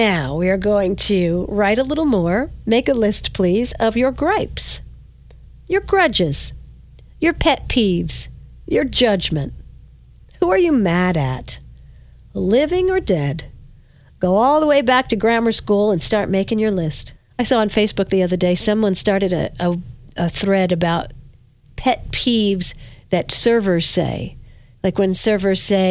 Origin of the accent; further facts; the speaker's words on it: Verplanck, New York, United States; when I was a little girl growing up in Verplank, I lived in a brown house